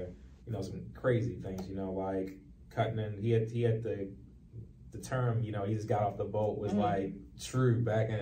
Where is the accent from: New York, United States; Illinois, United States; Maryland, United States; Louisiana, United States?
Maryland, United States; Baltimore; I grew up in East Baltimore, place that a lot of people call down the hill